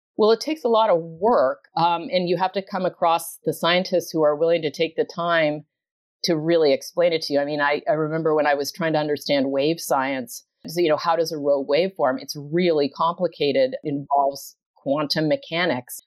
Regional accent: Canada; moved away; I grew up in Canada, not ocean territory

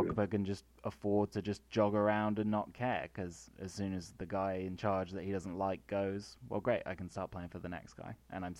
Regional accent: United Kingdom; we're British, man.

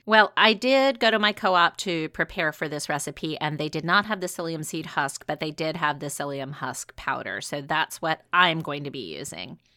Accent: the South, United States; growing up in the South

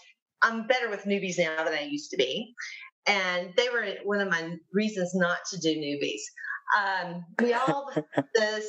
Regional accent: Mississippi, United States; moved away; I'm actually from Mississippi originally.

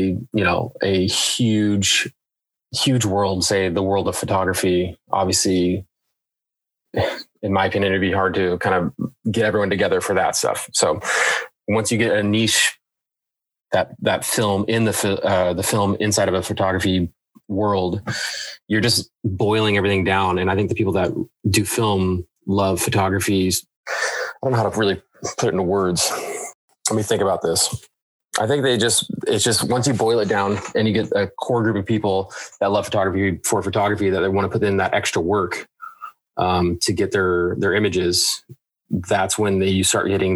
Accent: Washington, United States; also born or lived in San Diego, California; I was born in San Diego, and then once I was probably about 5 years old, I moved to Washington. It's been here ever since

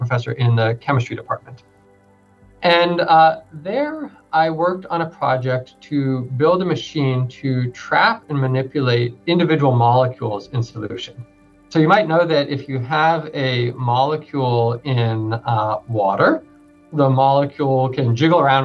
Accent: New York City, New York, United States; I grew up in New York City

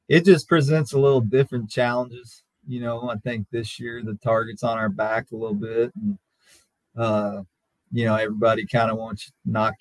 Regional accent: Lubbock, Texas, United States; I got to play for Bobby Maigle growing up in Lubbock, at Lubbock Monterey

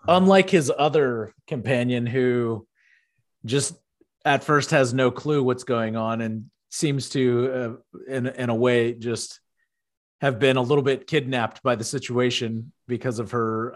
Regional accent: outside Houston, Texas, United States; I grew up outside Houston

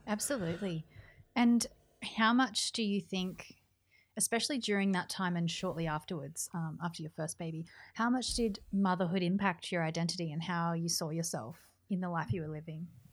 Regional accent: New South Wales, Australia; moved away as an adult; now in Melbourne, Australia; I'm from New South Wales, and so my whole family's in New South Wales

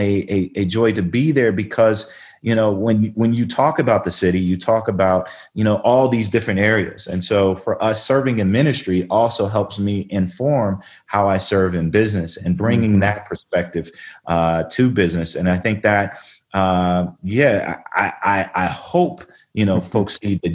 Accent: Denver, Colorado, United States; I grew up Northeast Denver. I grew up in the Clayton and North City Park neighborhood

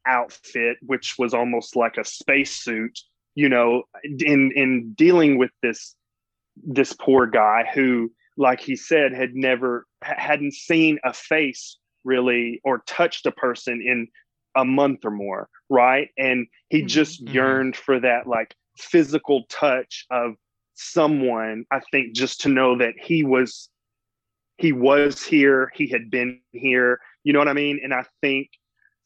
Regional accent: Mississippi Delta, United States; accent: Southern; also born or lived in Los Angeles, United States; now in Atlanta, United States; I grew up in a very, very small town in the South, in the Mississippi Delta.

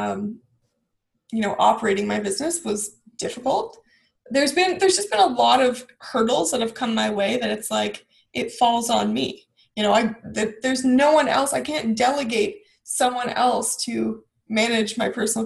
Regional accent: Ajax, Ontario, Canada; also born or lived in Bowmanville; I was born and raised in Ajax, and then I moved to Bowmanville

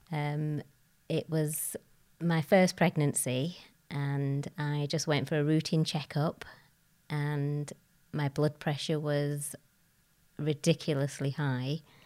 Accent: Bradford, Yorkshire and the Humber, United Kingdom; I was born in Bradford, an only child. I lived, uh, with my grandparents, uncles, aunts, cousins

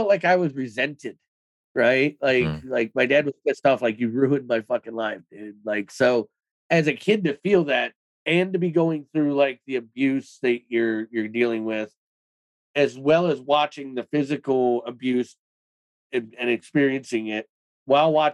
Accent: Cleveland, Ohio, United States; I was born in 1983 in Cleveland, Ohio

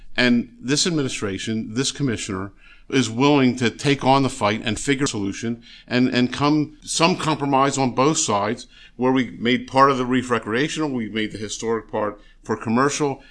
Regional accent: Philadelphia, Pennsylvania, United States; now in New Jersey, United States; I grew up in the Philadelphia area

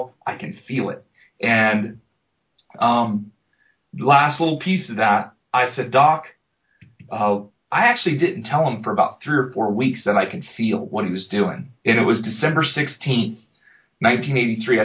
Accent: Jupiter, Florida, United States; Jupiter, Florida, off of Loxahatchee River Road

